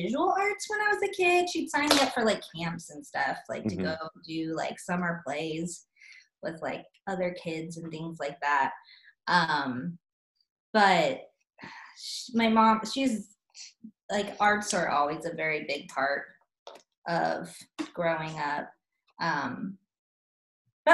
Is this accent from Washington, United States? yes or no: no; Nebraska, United States; also born or lived in Northwest Missouri; now in Kansas City, United States; I'm from Nebraska.